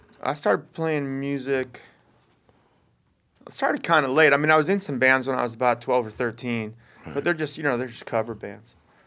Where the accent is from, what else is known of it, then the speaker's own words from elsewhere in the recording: Oakland, California, United States; also born or lived in Baltimore / Boston / Texas; Born on the East Coast, then Texas, and then Northern California, like San Francisco, Berkeley, Oakland. I grew up in Oakland and Berkeley.